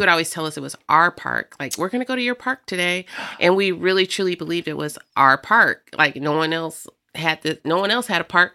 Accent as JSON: {"language": "English", "town": "Rock Island", "region": "Illinois", "country": "United States", "tie": "born or raised there", "also_born_or_lived": "Davenport, Iowa", "said": "I grew up here in Rock Island. I am, um, a Riverview kid"}